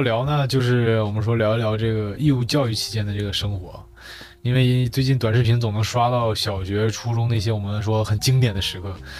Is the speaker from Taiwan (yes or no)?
no; Northeast China, China; accent: Northeastern Mandarin; 我们东北话讲，扯犊子